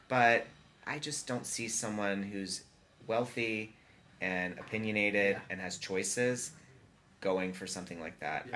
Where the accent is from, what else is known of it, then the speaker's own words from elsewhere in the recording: Atlanta, Georgia, United States; moved away as an adult; now in Los Angeles, United States; I grew up in Atlanta